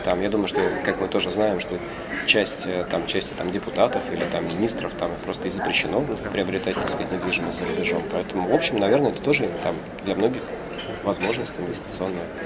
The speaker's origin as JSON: {"language": "Russian", "country": "Russia", "said": "Когда они знали, что мы из России"}